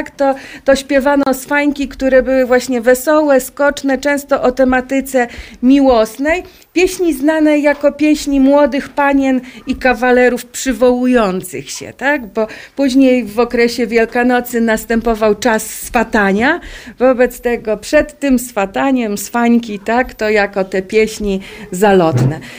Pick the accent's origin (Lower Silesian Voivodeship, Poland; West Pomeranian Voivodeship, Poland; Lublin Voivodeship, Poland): Lublin Voivodeship, Poland; Polesie; u nas na Polesiu